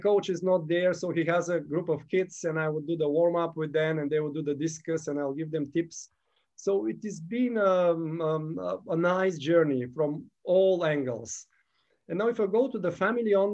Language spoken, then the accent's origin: English; Gabrovo, Gabrovo Province, Bulgaria; moved away; also born or lived in Sofia, Bulgaria; When I was 15, I started javelin in my hometown, Gabrovo, Bulgaria